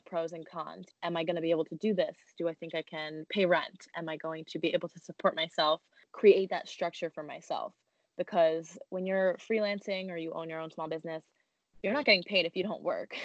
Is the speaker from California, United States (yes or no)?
no; New Jersey, United States; moved away as an adult; now in New York City, United States; we grew up in Jersey